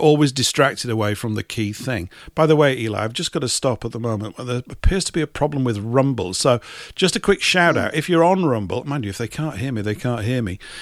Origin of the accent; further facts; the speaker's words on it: England, United Kingdom; an English type